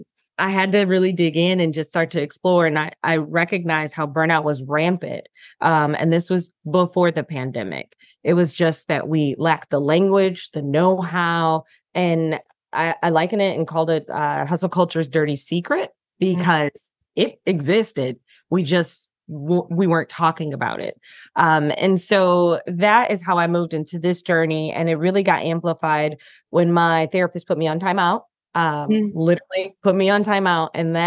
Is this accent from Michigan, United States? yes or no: yes; Detroit, Michigan, United States; now in Charlotte, United States; I live in Charlotte. I'm originally from Detroit and have been a domestic nomad in between.